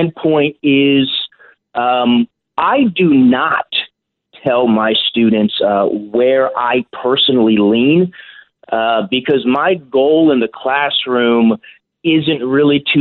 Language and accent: English; California, United States; my home state of California